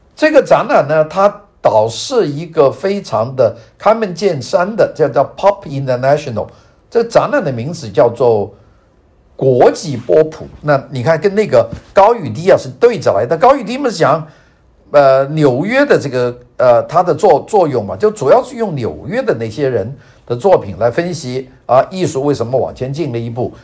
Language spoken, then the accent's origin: Chinese; China; moved away as an adult; now in Los Angeles, United States; 我从外国来的，从中国来的，从一个没有经历过现代艺术的一个地方来